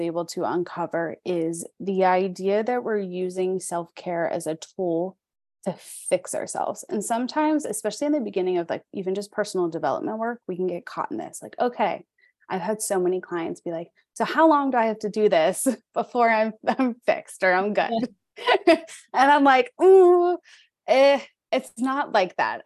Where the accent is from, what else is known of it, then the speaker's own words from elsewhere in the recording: Pittsburgh, Pennsylvania, United States; I'm from Pittsburgh, so that's where I live